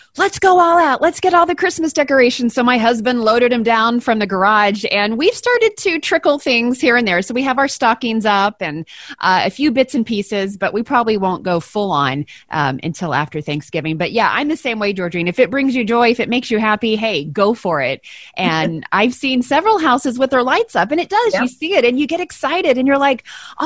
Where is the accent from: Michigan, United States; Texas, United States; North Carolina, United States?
Texas, United States; moved away; growing up in Texas and then coming up here